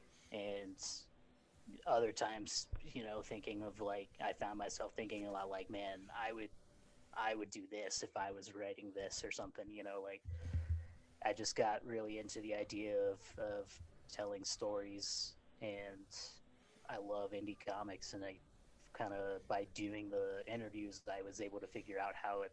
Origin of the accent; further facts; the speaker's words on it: Idaho, United States; I grew up in Idaho. So very rural.